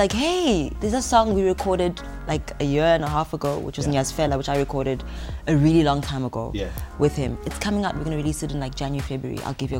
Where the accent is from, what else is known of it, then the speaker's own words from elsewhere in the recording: Cape Town, Western Cape, South Africa; also born or lived in Johannesburg; And I was born in Cape Town.